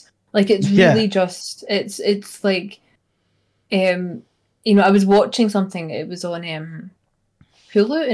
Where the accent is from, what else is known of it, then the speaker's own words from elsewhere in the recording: Scotland, United Kingdom; now in United States; I am a Scottish person living in America